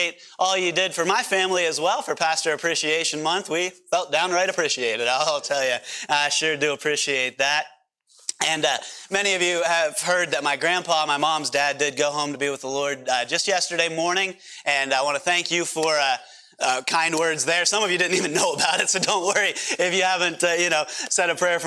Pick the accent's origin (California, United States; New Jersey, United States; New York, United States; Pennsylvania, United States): Pennsylvania, United States; accent: PA accent; moved away; I'm from Pennsylvania originally